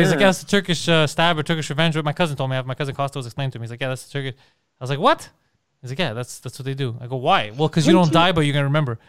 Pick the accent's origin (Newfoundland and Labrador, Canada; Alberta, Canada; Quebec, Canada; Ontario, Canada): Quebec, Canada; Montreal; I'm not scared of this guy. I'm from Park X, and I was a long way from Park X.